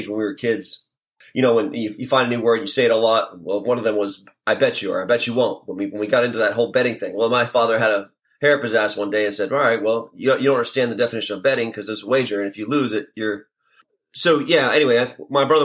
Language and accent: English; Miami, Florida, United States; moved away; also born or lived in Portland, Oregon / Key West; we grew up in Miami